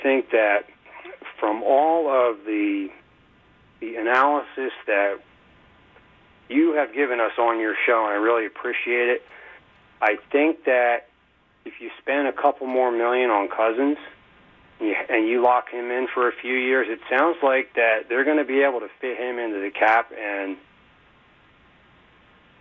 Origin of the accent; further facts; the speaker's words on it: East Coast, United States; I'm from the East Coast